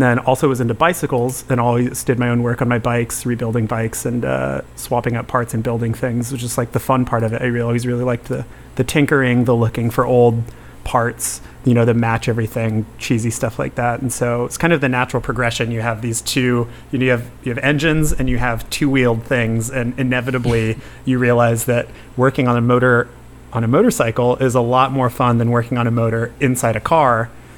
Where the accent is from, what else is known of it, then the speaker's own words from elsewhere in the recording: California, United States; growing up in California